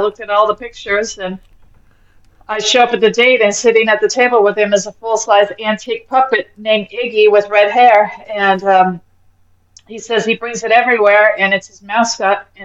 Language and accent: English; Los Angeles, California, United States; I'm actually native Californian. I'm from Los Angeles, born and raised, baby. This is my home